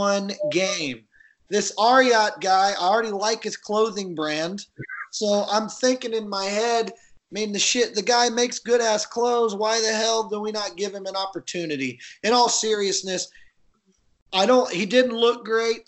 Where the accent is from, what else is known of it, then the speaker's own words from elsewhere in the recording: United States; We're American, so obviously we don't practice other languages